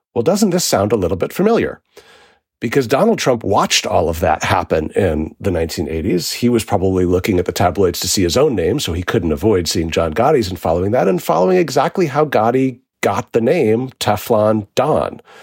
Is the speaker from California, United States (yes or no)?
no; New York City, New York, United States; I grew up in New York City in the 1980s